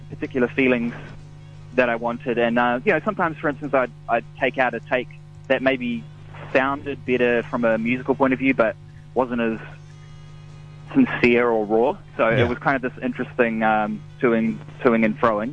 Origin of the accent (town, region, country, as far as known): Lower Hutt, Wellington, New Zealand; born or raised there; also born or lived in Wainuiomata